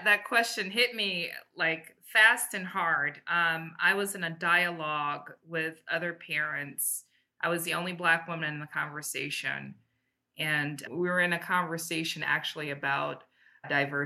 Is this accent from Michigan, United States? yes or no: yes; Detroit, Michigan, United States; moved away as an adult; also born or lived in Japan; now in Los Angeles, United States; we're originally from Detroit, Michigan